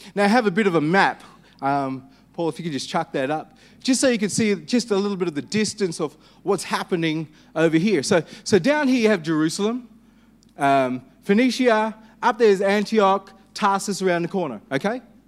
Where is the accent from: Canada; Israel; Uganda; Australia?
Australia; Perth, Western Australia; I'm Anglo-Indian. I was born in Perth.